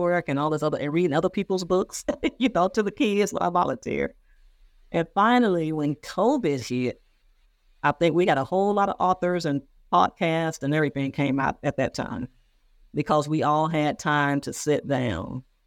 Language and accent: English; Moss Point, Mississippi, United States; moved away; my hometown newspaper in Mississippi. Moss Point, Mississippi.